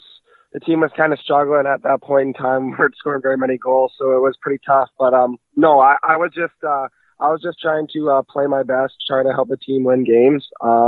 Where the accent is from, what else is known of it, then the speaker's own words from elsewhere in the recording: Cranbrook, British Columbia, Canada; I'm from Cranbrook, BC originally.